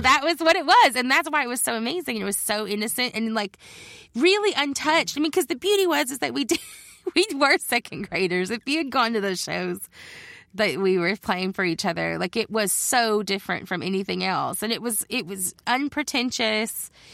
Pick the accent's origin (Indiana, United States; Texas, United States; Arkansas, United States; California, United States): Arkansas, United States; Judsonia; born or raised there; moved away as an adult; also born or lived in Olympia, Washington